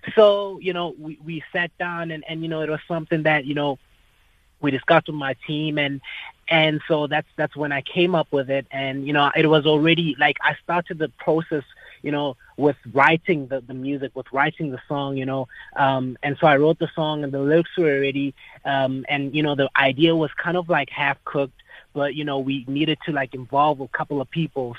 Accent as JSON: {"language": "English", "town": "Polokwane", "region": "Limpopo", "country": "South Africa", "tie": "born or raised there", "also_born_or_lived": "Johannesburg", "said": "in the north where I grew up in Polokwane, which is where I grew up"}